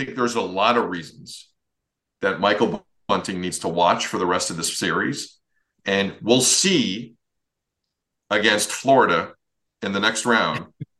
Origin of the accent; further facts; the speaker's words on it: Mississauga, Ontario, Canada; I'm from Mississauga.